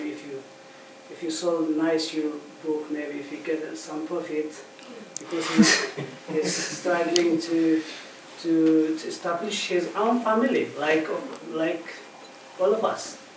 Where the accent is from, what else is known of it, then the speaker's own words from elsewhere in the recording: Eritrea; moved away; I come from Eritrea, not from Somalia.